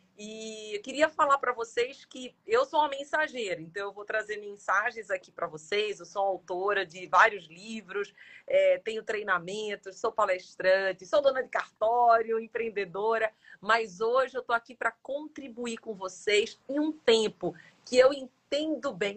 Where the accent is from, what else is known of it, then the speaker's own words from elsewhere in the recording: Jaboatão dos Guararapes, Pernambuco, Brazil; moved away; eu vim do interior, vim de Jaboatão